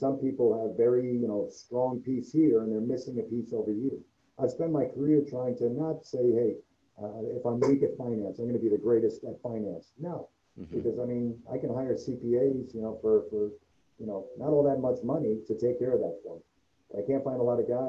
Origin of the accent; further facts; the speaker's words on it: New York City, New York, United States; moved away as an adult; now in Cincinnati, United States; I was from the Bronx. We didn't want to raise our kids in New York.